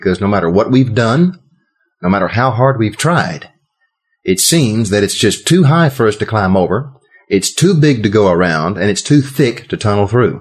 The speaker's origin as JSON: {"language": "English", "region": "Texas", "country": "United States", "said": "I'm from Texas"}